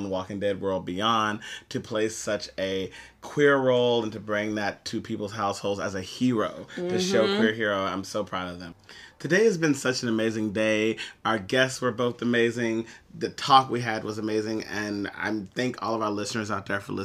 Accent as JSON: {"language": "English", "region": "Texas", "country": "United States", "said": "we're from Texas."}